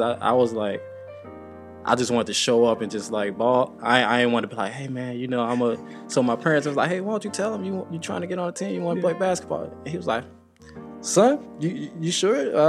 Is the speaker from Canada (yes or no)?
no; St. Louis, Missouri, United States; moved away as an adult; now in Baltimore, United States; in my hometown. We had the Mike Brown situation.